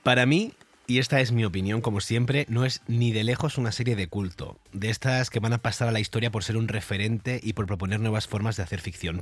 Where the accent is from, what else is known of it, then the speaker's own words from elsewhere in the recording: Vera, Andalusia, Spain; yo soy de Almería, de un pueblo llamado Vera, que está cerca de otro pueblo que se llama Mojácar